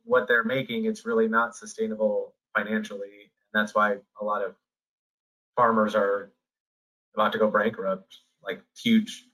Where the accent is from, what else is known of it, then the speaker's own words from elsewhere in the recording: Iowa, United States; moved away; I grew up in Iowa